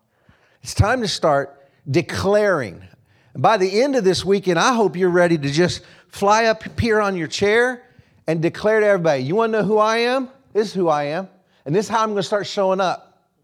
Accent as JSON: {"language": "English", "town": "Wichita", "region": "Kansas", "country": "United States", "lives_now": "Castle Rock, United States", "said": "I'm from Kansas. It feels good to be home. I was born in Wichita, Kansas."}